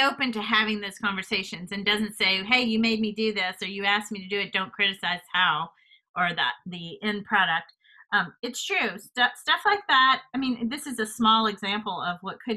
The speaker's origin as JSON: {"language": "English", "region": "Louisiana", "country": "United States", "moved": "yes", "said": "I'm from Louisiana originally."}